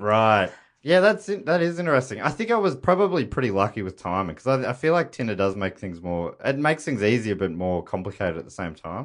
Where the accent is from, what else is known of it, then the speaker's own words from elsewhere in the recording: Moorabbin, Victoria, Australia; I grew up in Moorabbin down there